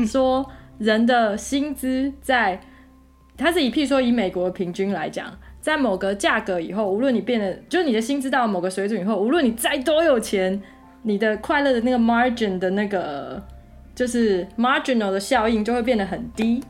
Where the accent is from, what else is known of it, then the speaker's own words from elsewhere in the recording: Taiwan; 我们台湾长大的好学生